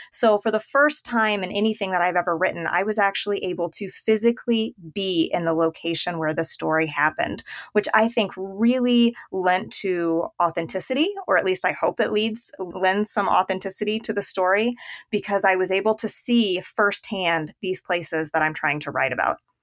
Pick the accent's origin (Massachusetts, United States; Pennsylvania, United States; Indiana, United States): Indiana, United States; moved away; my husband's from Illinois and I'm from Indiana